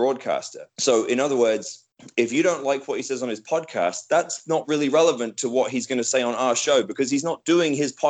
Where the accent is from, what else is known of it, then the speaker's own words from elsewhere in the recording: United Kingdom; I'm British